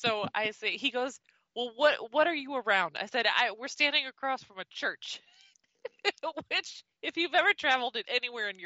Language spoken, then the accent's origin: English; Midwest, United States; the Midwest